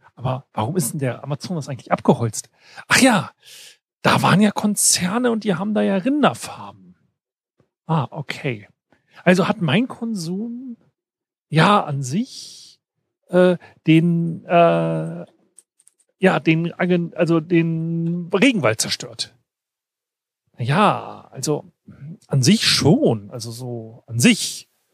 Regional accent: Weserbergland, Lower Saxony, Germany; moved away; mein Dorf, wo ich herkomme, Weserbergland

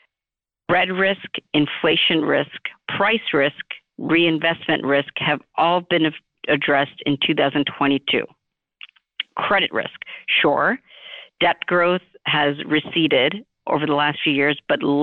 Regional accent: New York City, New York, United States; I was born in Flushing, Queens, New York City

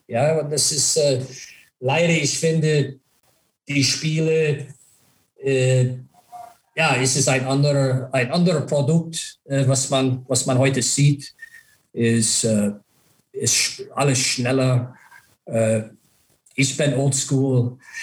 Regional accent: Buffalo, New York, United States; German is a second language; moved away; dieses Jahr ist Buffalo meine Heimat.

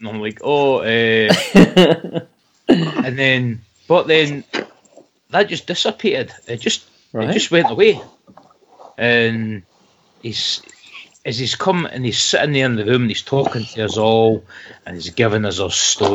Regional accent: Scotland, United Kingdom; accent: Scots; my accent, my Scots accent, sometimes it gets quite broad.

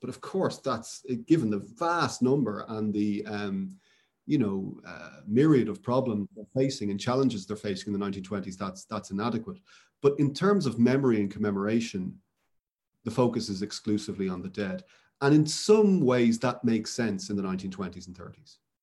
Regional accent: Dublin, Leinster, Ireland; moved away; I grew up in Dublin where there's an enormous obelisk to Wellington in the Phoenix Park

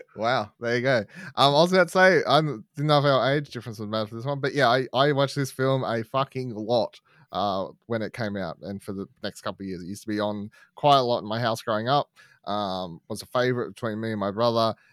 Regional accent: Australia; growing up in Australia

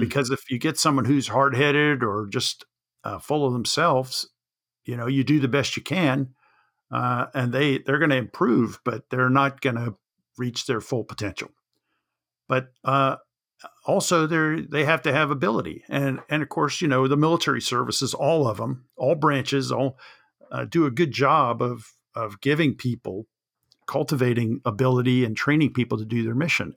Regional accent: Jacksonville, Florida, United States; I grew up in Jacksonville, Florida

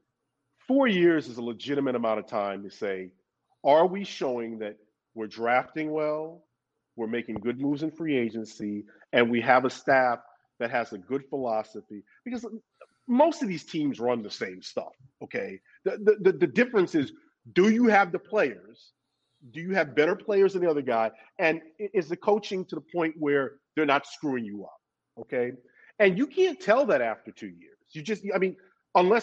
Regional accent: New York City, New York, United States; moved away as an adult; also born or lived in Los Angeles; I grew up in Brooklyn before I moved to Los Angeles, where I went to college.

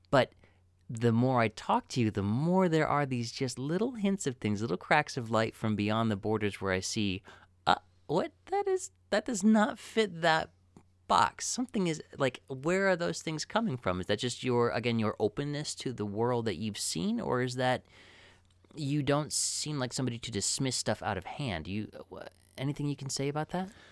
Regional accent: Midwest, United States; as a Midwesterner

